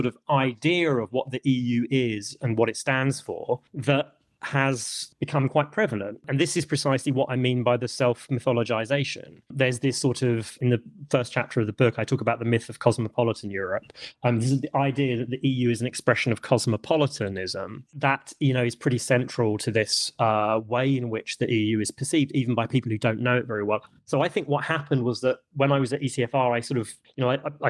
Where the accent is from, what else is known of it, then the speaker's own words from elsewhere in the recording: London, United Kingdom; I'm British, and I grew up in London, and you spent most of my life in London